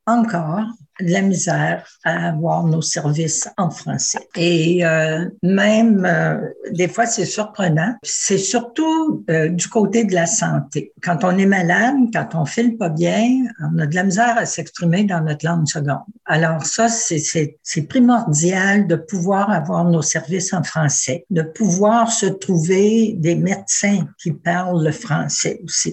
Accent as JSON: {"language": "French", "town": "Ottawa", "region": "Ontario", "country": "Canada", "said": "je ne suis pas de Toronto, là, je suis, je suis d'Ottawa"}